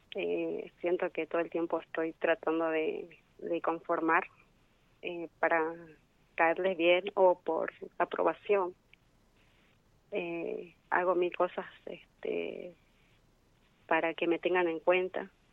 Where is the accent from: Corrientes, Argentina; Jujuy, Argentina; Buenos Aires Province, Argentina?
Jujuy, Argentina; San Salvador de Jujuy; soy de San Salvador de Jujuy.